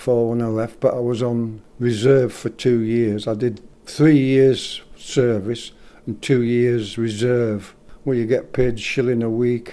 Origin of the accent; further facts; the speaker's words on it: Lancaster, North West England, United Kingdom; I'm from Lancaster, was born in Lancaster.